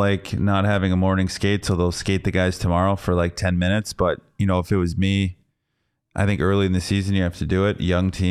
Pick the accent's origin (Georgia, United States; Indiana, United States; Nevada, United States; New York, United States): Nevada, United States; Las Vegas; I'm originally from Vegas, you know.